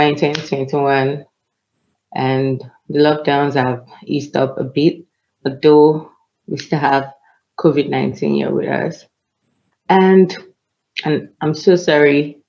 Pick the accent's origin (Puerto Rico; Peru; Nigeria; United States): Nigeria